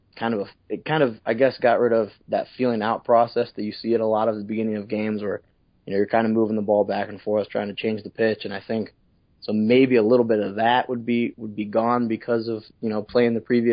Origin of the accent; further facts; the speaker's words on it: Northeast Ohio, United States; moved away; being from Northeast Ohio